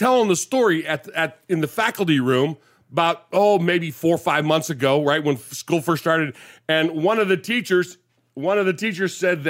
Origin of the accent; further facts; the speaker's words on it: California, United States; You know, growing up in California in the 60s and the 70s